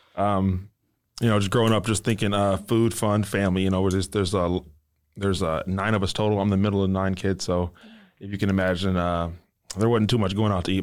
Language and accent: English; Detroit, Michigan, United States; moved away; I'm not from here, I'm from Detroit, Michigan